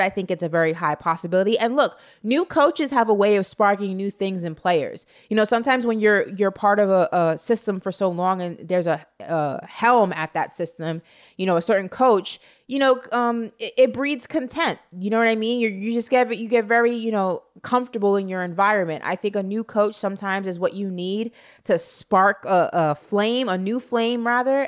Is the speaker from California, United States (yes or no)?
no; New York, United States; as a New Yorker